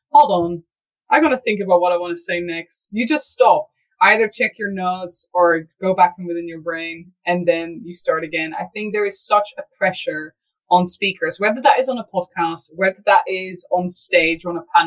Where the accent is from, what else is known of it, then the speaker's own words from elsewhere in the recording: Netherlands; English is a second language; moved away as an adult; also born or lived in United Kingdom; I grew up in the Netherlands, small town girl, countryside type stuff.